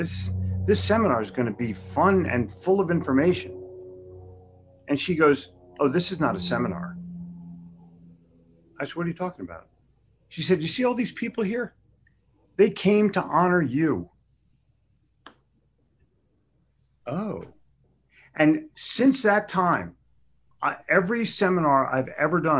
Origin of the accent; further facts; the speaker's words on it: Haddonfield, New Jersey, United States; moved away; also born or lived in Philadelphia / Charlotte; I grew up in Haddonfield, New Jersey, where we had a grammar lesson in high school